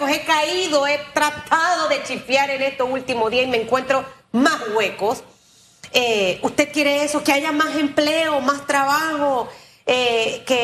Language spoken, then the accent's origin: Spanish; Panama; como, como panameños